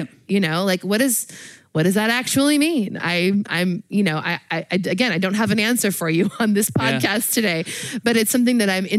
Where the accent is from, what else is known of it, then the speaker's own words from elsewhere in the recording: California, United States; moved away as an adult; now in Washington, United States; I was born and raised in California.